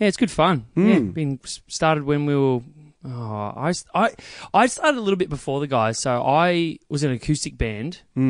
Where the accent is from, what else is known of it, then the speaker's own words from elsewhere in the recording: Eden Park, Victoria, Australia; I grew up in Eden Park.